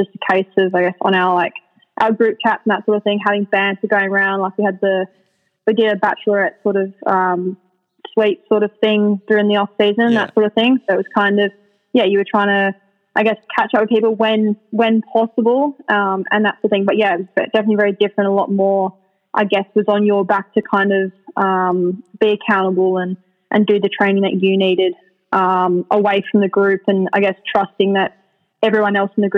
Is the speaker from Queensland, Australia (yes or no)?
no; Sydney, New South Wales, Australia; I grew up on the North Shore of Sydney